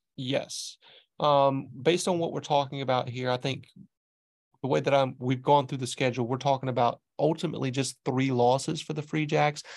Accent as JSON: {"language": "English", "area": "the South", "region": "Southern United States", "country": "United States", "accent": "southern", "moved": "yes", "lives_now": "Boston, United States", "said": "It reminds me of home, you know, that southern, that southern accent"}